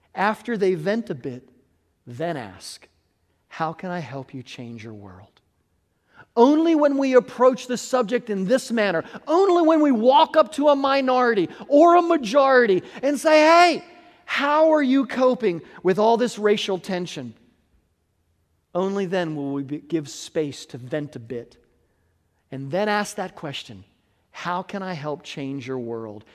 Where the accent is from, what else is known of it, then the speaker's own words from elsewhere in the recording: United States; I was born white in America